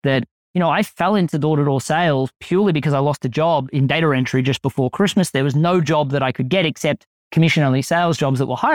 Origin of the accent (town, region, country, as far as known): Australia